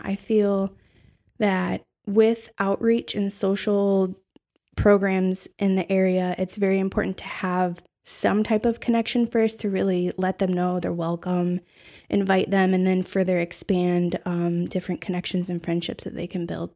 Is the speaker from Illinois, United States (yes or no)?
no; Toledo, Ohio, United States; also born or lived in Pittsburgh; I am born and raised in Toledo, Ohio